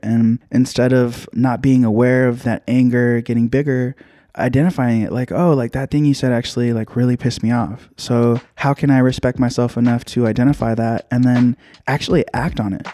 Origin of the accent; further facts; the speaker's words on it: Union City, California, United States; also born or lived in Hayward; I was born in Hayward, uh, raised in Union City